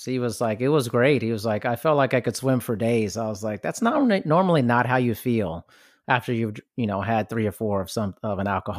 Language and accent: English; Germany; I grew up partially in Germany, so I'm kind of used to that in a sense.